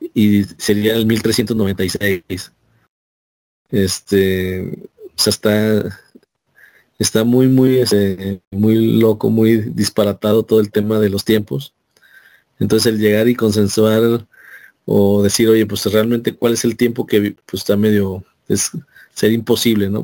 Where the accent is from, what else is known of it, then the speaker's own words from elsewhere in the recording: Mexico; nosotros como mexicanos